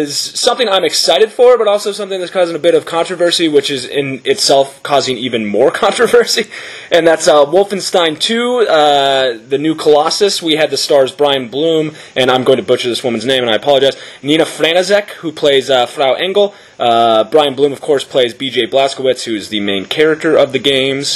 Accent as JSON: {"language": "English", "country": "United States", "said": "as an American"}